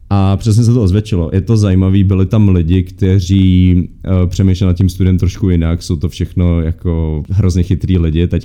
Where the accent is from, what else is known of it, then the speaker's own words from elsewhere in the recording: Czechia; A já tam byl jako Čech, no.